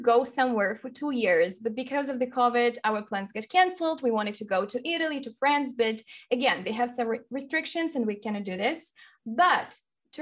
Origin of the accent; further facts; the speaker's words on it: Ukraine; first language Russian; English is a second language; I'm from Ukraine, so I'm half Russian and half Ukrainian